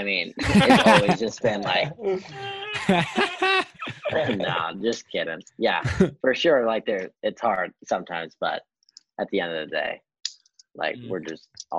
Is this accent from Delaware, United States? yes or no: no; Nebraska, United States; also born or lived in Kearney, Nebraska; I moved from Kearney in fifth grade and went to Norris.